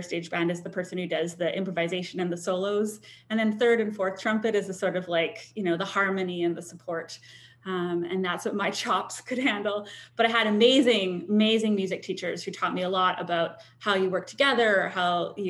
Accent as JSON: {"language": "English", "town": "White Rock", "region": "British Columbia", "country": "Canada", "tie": "born or raised there", "said": "I grew up in White Rock, so just south of Vancouver."}